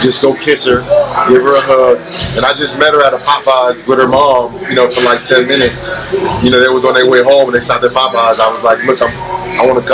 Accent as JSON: {"language": "English", "region": "New Jersey", "country": "United States", "tie": "born or raised there", "said": "the mentality that I have was that jersey stuff"}